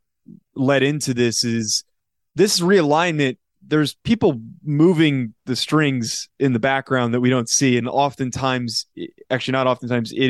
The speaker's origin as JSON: {"language": "English", "region": "New Jersey", "country": "United States", "said": "I'm from New Jersey"}